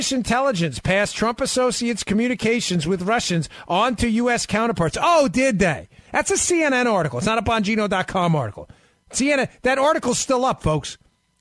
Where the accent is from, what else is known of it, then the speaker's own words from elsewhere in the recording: New York, United States; now in Florida, United States; I'm down here in Florida and we don't really have that issue, but I'm from New York